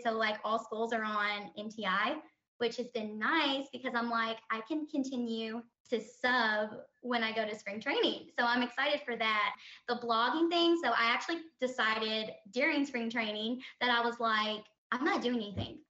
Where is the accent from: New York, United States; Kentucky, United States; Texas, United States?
Kentucky, United States; also born or lived in Louisville, Kentucky; we live in Louisville, Kentucky, but that could always change. But we're both from Kentucky